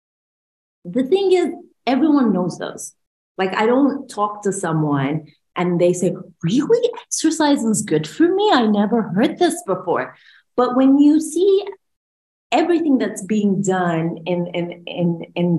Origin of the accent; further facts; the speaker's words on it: Bahrain; I'm from Bahrain, so I'm from the GCC